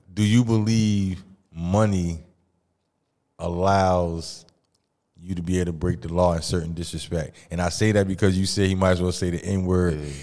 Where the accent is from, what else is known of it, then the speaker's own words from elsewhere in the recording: Mississippi, United States; also born or lived in East Orange, New Jersey; now in New Jersey, United States; I'm originally from Mississippi